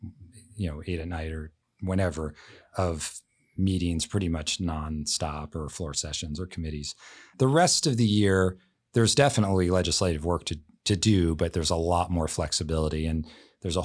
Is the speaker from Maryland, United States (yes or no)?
yes; D.C., Maryland, United States; also born or lived in Baltimore, Maryland; now in Washington, United States; I grew up outside of Washington, D.C.